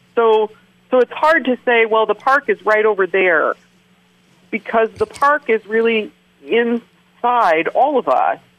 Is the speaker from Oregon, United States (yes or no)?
yes; Willamette Valley, Oregon, United States; moved away as an adult; also born or lived in Alaska; now in Keweenaw, Michigan, United States; I grew up in the Willamette Valley of Oregon